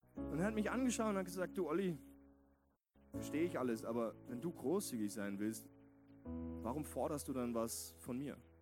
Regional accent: West Germany, Germany; moved away as an adult; now in Vienna, Austria; in Westdeutschland, wo ich aufgewachsen bin.

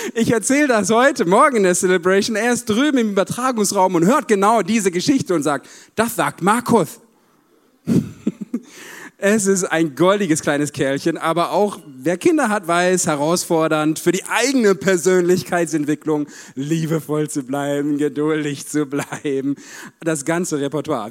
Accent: Paderborn, North Rhine-Westphalia, Germany; Ich komme aus Paderborn, so siebeneinhalb Stunden Autofahrt hierhin.

